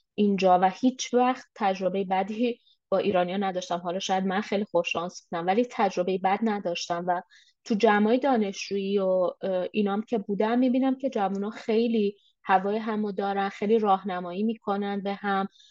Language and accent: Persian; Iran; moved away as an adult; now in Canada